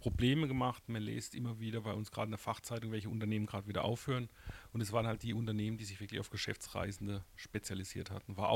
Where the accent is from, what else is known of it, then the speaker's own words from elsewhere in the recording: Baden-Württemberg, Germany; aber jetzt sind wir, wir kommen ja aus dem Murktal.